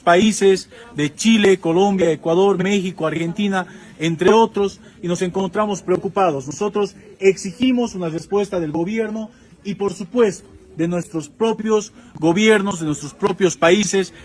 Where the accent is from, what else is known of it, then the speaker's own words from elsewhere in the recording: Bolivia; Yo soy boliviano